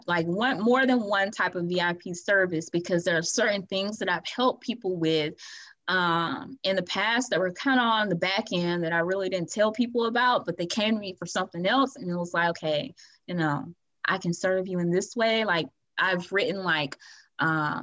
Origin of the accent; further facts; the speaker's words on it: Atmore, Alabama, United States; my hometown of Atmore, Alabama